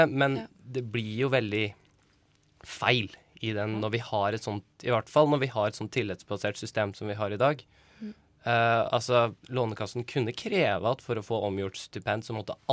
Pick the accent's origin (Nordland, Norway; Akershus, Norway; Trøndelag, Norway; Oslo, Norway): Akershus, Norway; Bærum